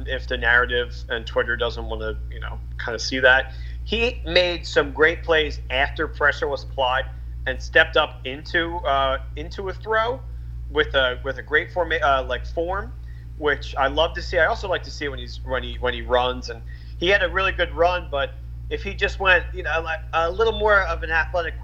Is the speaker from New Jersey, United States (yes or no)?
yes; Philly area, New Jersey, United States; we're from the Philly area, South Jersey.